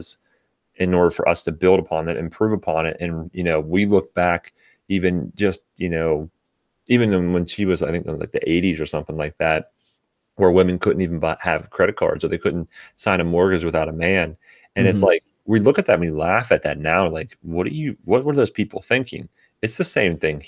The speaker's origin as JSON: {"language": "English", "region": "Western Pennsylvania", "country": "United States", "moved": "yes", "said": "I'm originally from Western Pennsylvania."}